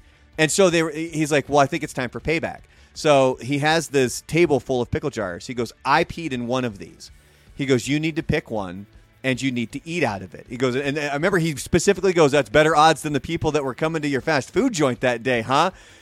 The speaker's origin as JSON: {"language": "English", "town": "Portland", "region": "Oregon", "country": "United States", "tie": "born or raised there", "said": "growing up in Portland"}